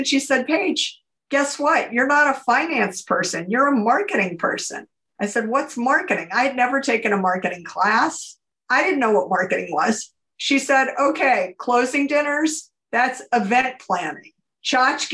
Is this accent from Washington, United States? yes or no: no; New Orleans, Louisiana, United States; also born or lived in Tennessee; I grew up really in New Orleans and I'm the oldest of three kids